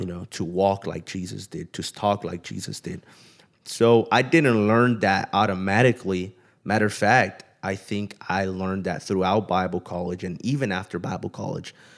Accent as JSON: {"language": "English", "town": "Pomona", "region": "California", "country": "United States", "tie": "born or raised there", "also_born_or_lived": "Kerman", "moved": "as an adult", "said": "I grew up in Southern California in the L A area in a city called Pomona"}